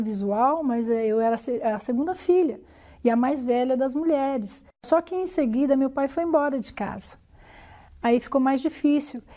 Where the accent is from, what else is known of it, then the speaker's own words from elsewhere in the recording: São Paulo, Brazil; nasci em São Paulo, né, no bairro da Lapa. É, lá convivi com meus pais durante muitos anos.